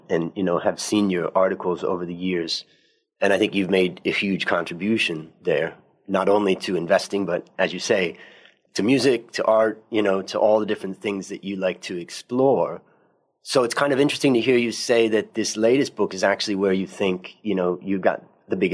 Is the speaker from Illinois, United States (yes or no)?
no; Ohio, United States; also born or lived in California; now in Thailand; originally I was in Ohio. Then I, in about 1985 or 1986, I moved from Ohio to California. And then I moved from California to Thailand in 1992.